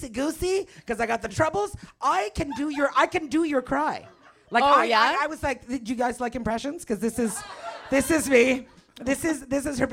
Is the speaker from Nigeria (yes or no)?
no; Canada; moved away as an adult; also born or lived in Toronto; now in Los Angeles, United States; All right, so we're Canadian. We're both from Canada